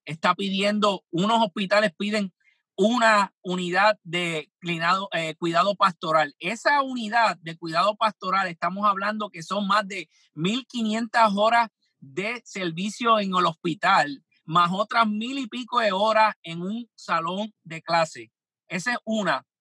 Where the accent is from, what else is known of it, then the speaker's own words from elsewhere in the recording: Puerto Rico; yo soy de Puerto Rico